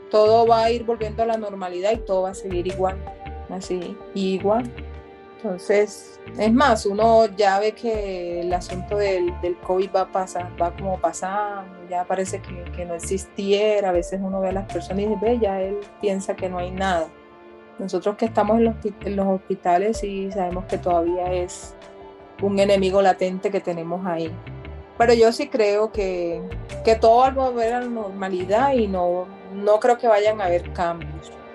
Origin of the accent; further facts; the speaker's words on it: Caribbean coast, Colombia; moved away; de donde yo vengo, de la costa